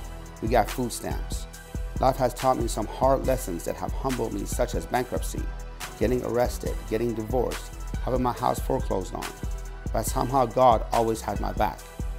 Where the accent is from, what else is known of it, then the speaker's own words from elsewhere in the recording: Tehran, Tehran Province, Iran; now in United States; I was born in Tehran, Iran.